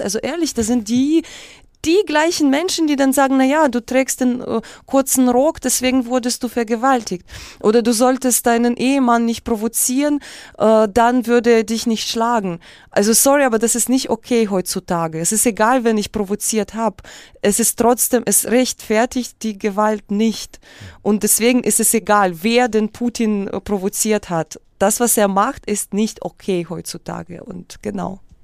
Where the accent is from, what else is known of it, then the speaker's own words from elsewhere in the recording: Kyiv, Ukraine; first language Russian; German is a second language; moved away; also born or lived in Moscow; Dann bin ich mit meiner Mutter nach Kiew